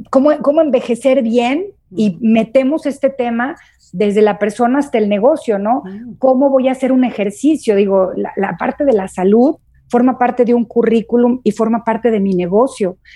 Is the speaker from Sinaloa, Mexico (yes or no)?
no; Guadalajara, Jalisco, Mexico; also born or lived in Durango / Torreón; now in Puebla, Mexico; Mole de panza aquí en Puebla, yo como vengo de Guadalajara y de, Durango y de Torreón, no sabía lo que era, pero no es otra cosa más que menudo.